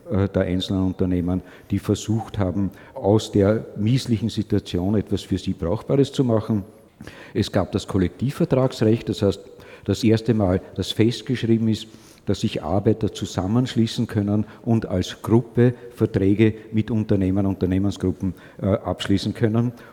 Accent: Austria; Das haben wir als Österreicher relativ früh dran im Verhältnis zu dem, was sich sonst in manchen Teilen der Welt abgespielt hat.

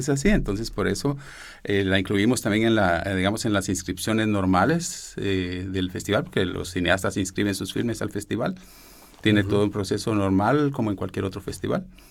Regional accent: Guatemala; Yo soy guatemalteco, pero de madre mexicana

